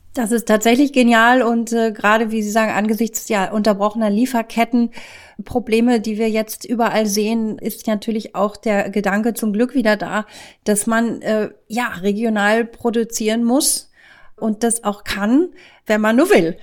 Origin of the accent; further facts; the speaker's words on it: Lower Saxony, Germany; ich komme aus Niedersachsen